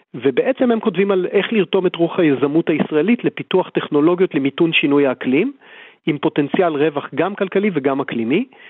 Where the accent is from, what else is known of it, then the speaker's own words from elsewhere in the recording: Israel; אנחנו בתור ישראלים